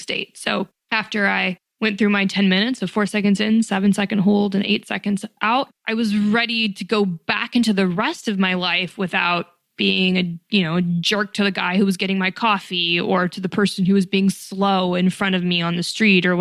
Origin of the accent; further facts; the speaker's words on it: Reno, Nevada, United States; moved away as an adult; also born or lived in New York City; I was born and raised in Reno, Nevada